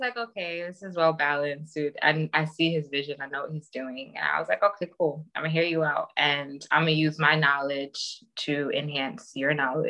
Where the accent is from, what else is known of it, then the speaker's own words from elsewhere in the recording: Nigeria; I know I'm Nigerian, I like mango so much